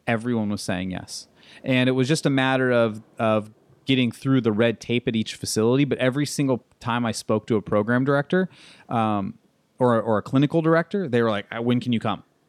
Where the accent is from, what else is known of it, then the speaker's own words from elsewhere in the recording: Tucson, Arizona, United States; also born or lived in East Texas / La Jolla, California / Costa Mesa, California / Carlsbad, California; I'm originally from Tucson, Arizona